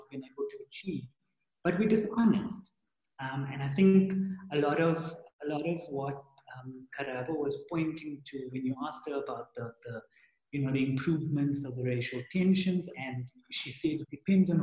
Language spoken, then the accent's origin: English; South Africa; as South Africans, there's a lot of wounding to wade through